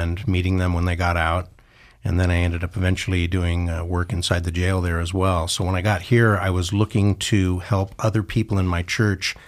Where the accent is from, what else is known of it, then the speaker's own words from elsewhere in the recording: southern California, United States; moved away as an adult; also born or lived in Santa Cruz / Salinas; now in Idaho, United States; I grew up on the beach in southern sunny California